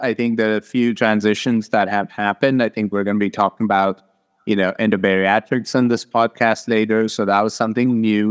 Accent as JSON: {"language": "English", "town": "Hyderabad", "region": "Telangana", "country": "India", "tie": "born or raised there", "moved": "as an adult", "lives_now": "Arizona, United States", "said": "I grew up in South India in, uh, Hyderabad"}